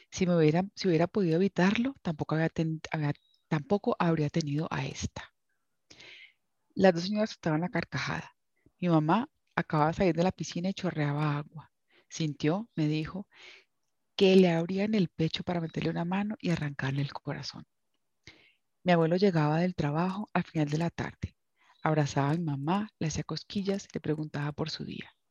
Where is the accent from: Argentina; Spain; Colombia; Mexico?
Colombia; Cali, Valle del Cauca; el libro se desarrolla en la Cali en la que yo crecí, en la Cali de los setentas.